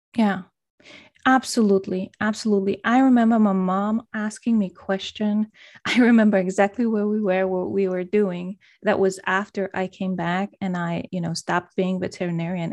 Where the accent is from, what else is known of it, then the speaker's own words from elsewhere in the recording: Poland; moved away as an adult; also born or lived in Denmark; I'm originally from Poland, and right now I'm, I'm living in Poland again, but I've spent majority of my grown-up life in Denmark